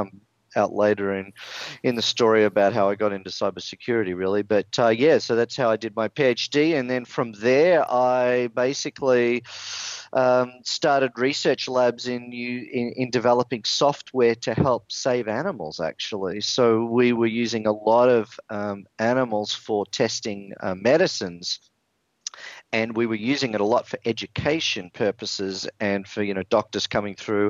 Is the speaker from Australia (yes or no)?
yes; Melbourne, Victoria, Australia; moved away as an adult; also born or lived in San Francisco, United States; now in California, United States; I'm actually a native Australian. So I was born in Melbourne, Australia.